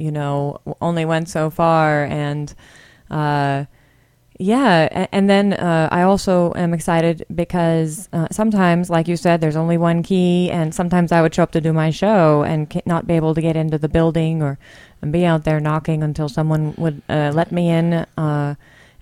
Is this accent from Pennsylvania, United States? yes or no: yes; Pennsylvania, United States; also born or lived in South Korea; now in Montana, United States; I'm from Pennsylvania originally